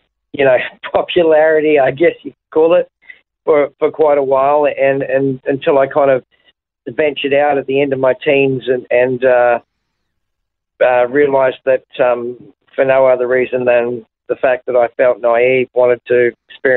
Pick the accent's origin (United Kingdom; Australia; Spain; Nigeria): Australia; Brisbane, Queensland; also born or lived in Invercargill, New Zealand; kind of grew up in Brisbane, so I kind of call myself a Brisbane boy more than anything